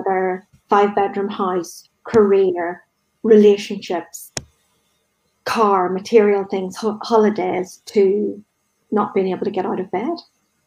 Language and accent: English; Northern Ireland, United Kingdom; growing up in Northern Ireland